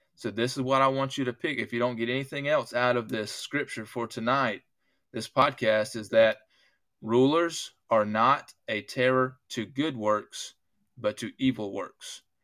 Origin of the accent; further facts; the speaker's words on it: United States; I'm an American, I was an American before I was a Christian